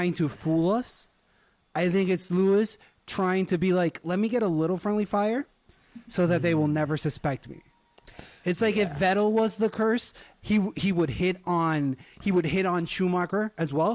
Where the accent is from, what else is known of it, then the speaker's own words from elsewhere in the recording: Puerto Rico; I was born in, I was raised in Puerto Rico.